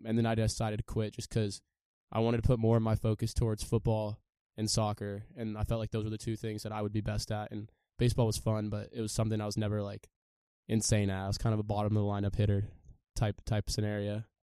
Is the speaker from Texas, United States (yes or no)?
no; San Diego, California, United States; I'm from San Diego, California